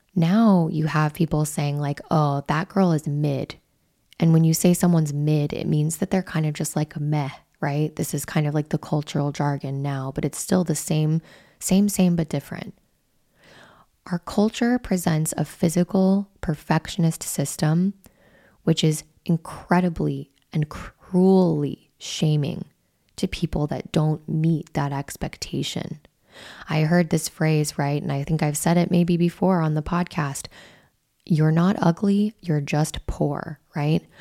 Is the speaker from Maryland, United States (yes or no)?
no; Wyoming, United States; I'm from Wyoming